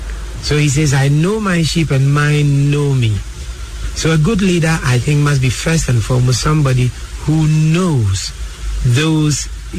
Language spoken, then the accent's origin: English; Koforidua, Eastern Region, Ghana; also born or lived in Axim, Ghana / Kumasi, Ghana; So I love the fact that I'm a perfect Southern Ghanaian. Then I grew up in Kumasi with my father in the 50s. You know, so I picked up tree very well. And grew up in Kofridwa, where I went to school. So I speak the Achim Gabing Akiapim trees